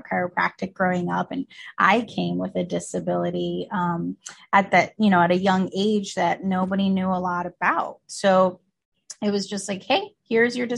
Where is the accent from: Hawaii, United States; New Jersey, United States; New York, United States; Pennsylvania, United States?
New Jersey, United States; also born or lived in Colombia; I was born here, first generation American, actually in New Jersey, but both of my parents and even my brother, my whole immediate family is from Colombia, South America.